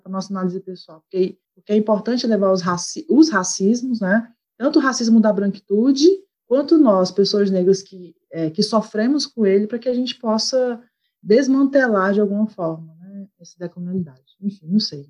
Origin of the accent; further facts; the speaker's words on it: Fortaleza, Ceará, Brazil; moved away; also born or lived in Rio de Janeiro; sou de Fortaleza, do Ceará